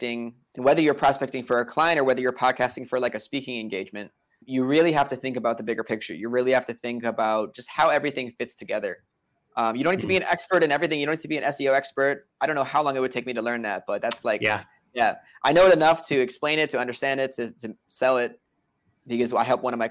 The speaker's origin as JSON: {"language": "English", "region": "New York", "country": "United States", "said": "I'm from New York"}